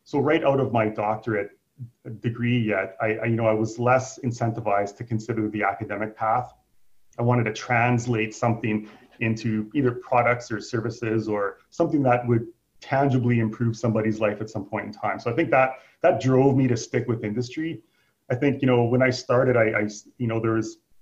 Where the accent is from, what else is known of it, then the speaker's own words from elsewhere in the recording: Saskatoon, Saskatchewan, Canada; So I'm from Saskatoon locally. I've lived here all my life.